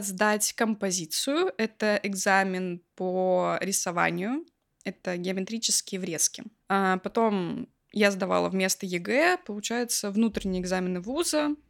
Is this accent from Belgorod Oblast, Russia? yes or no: yes; Belgorod, Belgorod Oblast, Russia; из Белгорода